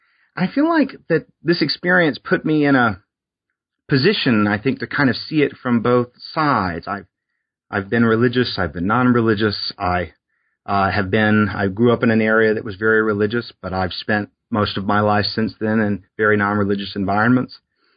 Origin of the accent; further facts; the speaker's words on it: Alabama, United States; So I grew up in South Alabama on the Gulf Coast, and I was born in 1982.